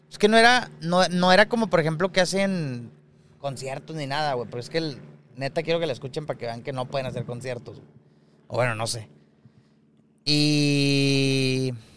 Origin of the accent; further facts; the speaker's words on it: Monterrey, Nuevo León, Mexico; uno como regio